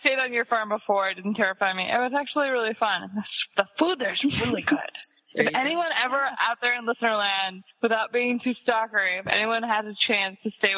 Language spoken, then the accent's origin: English; Chicago, Illinois, United States; I am from Chicago